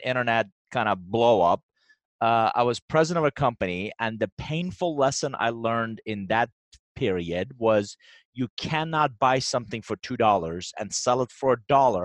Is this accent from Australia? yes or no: no; Iran; English is a second language; now in United States; I'm actually originally from Iran. I came to the U.S. in 1981 with a suitcase, $100.